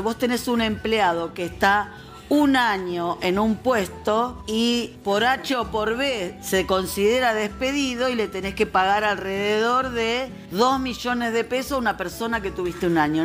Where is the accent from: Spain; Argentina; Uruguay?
Argentina